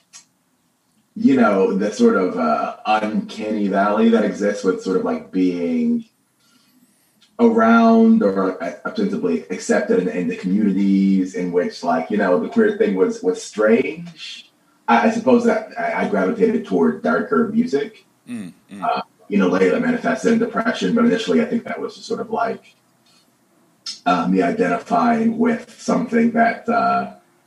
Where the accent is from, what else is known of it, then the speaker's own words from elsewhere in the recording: Atlanta, Georgia, United States; I'm from Atlanta